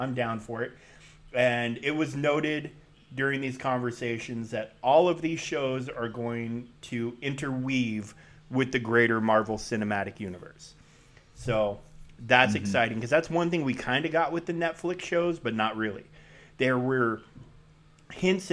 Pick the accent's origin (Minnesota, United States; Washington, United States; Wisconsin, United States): Washington, United States; we're from the Evergreen State